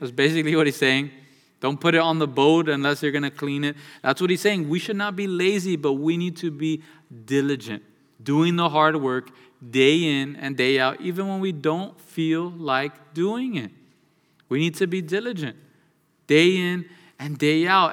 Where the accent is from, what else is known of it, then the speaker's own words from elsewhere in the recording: United States; born and raised in the United States of America